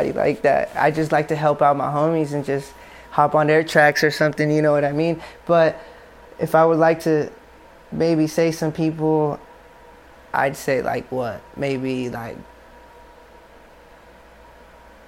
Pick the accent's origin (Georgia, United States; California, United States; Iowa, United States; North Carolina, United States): California, United States; Tracy; Well, I'm from Tracy.